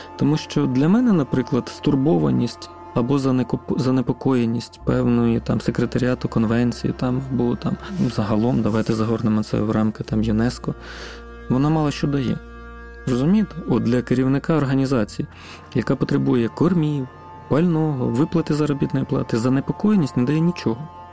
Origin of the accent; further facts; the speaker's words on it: Arkhanhelske, Kherson Oblast, Ukraine; Я сам родом з Херсонської області. Це маленьке селище Архангельське на півночі Херсонської області